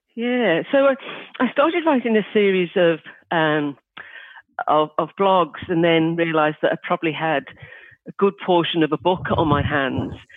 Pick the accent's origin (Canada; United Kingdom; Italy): United Kingdom; Liverpool, North West England; I'm from Liverpool in the UK